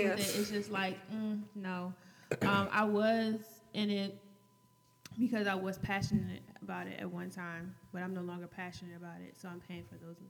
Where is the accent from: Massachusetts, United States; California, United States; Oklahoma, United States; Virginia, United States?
California, United States; born there; I was born in California.